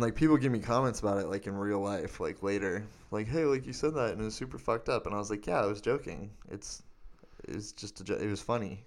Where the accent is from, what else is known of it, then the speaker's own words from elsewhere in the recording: Arizona, United States; growing up in Arizona